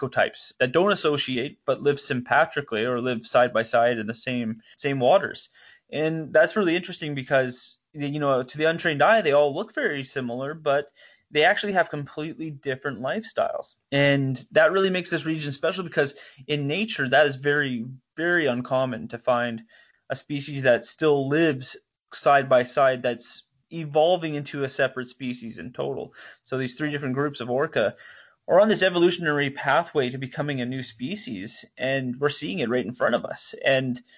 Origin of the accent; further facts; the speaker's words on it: Port McNeill, British Columbia, Canada; I grew up in Port McNeil, British Columbia